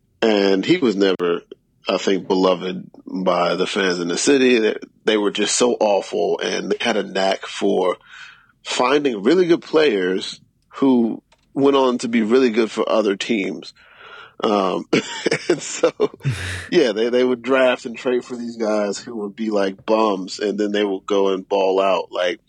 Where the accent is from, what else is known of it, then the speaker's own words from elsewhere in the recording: Charlotte, North Carolina, United States; I'm from Charlotte, North Carolina, so I was actually born the same year the Hornets started playing basketball.